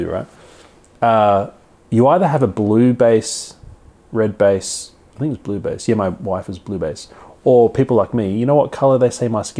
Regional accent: China; I'm a Chinese man.

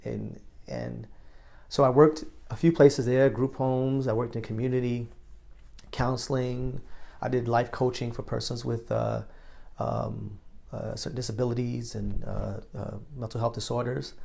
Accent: New York, United States; moved away as an adult; also born or lived in Chicago; growing up in New York

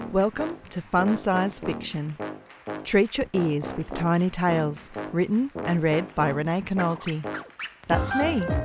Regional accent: Australia; accent: Australian; I'm an Australian, in case you hadn't guessed from my accent

